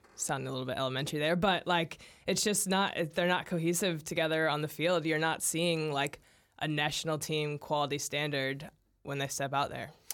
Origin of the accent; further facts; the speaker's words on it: United States; now in New Zealand; as an American